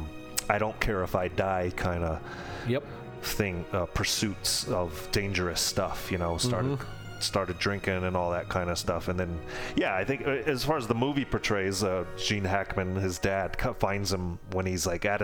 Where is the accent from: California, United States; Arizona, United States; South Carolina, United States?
Arizona, United States; Tucson; also born or lived in Poughkeepsie, New York; I grew up in Tucson